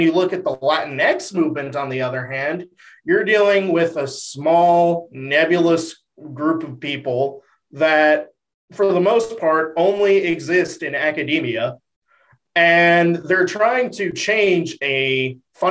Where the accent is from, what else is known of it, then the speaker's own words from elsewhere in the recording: Dallas, Texas, United States; while my mom is from the border area, I grew up in Dallas.